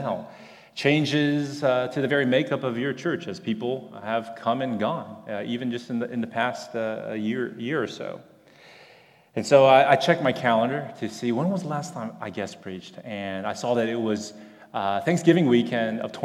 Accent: Houston, Texas, United States; I grew up at that church

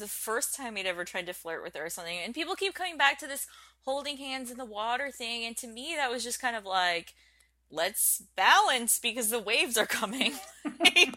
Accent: United States

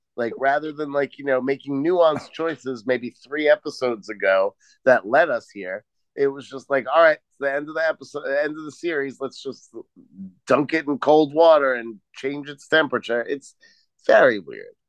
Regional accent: New York, United States; moved away; I grew up in New York, right? That's where I'm from

